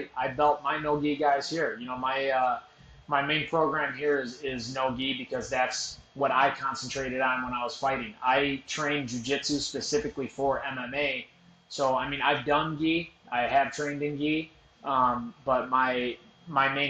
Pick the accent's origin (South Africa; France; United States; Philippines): United States; I was born in America, so I would say I'm American first more than anything